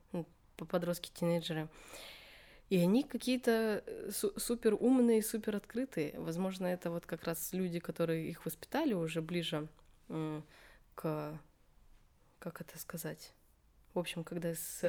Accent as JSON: {"language": "Russian", "region": "Buryatia", "country": "Russia", "said": "03, потому что регион Бурятия"}